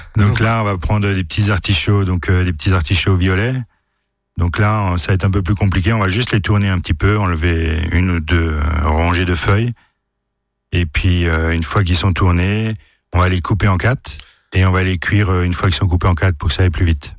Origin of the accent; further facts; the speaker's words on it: France; Chez nous en France